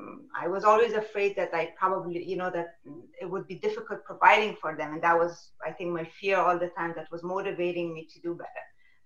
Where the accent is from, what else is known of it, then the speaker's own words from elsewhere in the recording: Germany; also born or lived in Afghanistan; I was born in Afghanistan. We immigrated when I was a little to Germany.